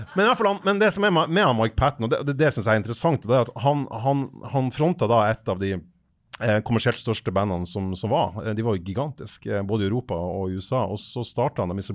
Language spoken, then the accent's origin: Norwegian; Fauske, Nordland, Norway; jeg er fra Fauske i Nordland